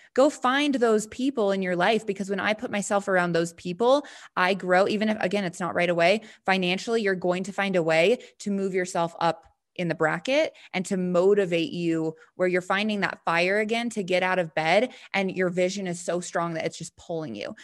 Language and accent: English; Montana, United States; now in Denver, United States; I live in Denver now, but, um, yeah, I'm from Montana